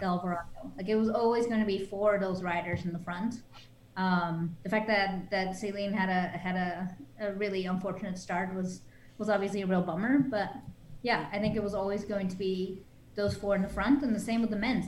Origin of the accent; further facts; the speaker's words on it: Netherlands; now in United States; when I grew up in Holland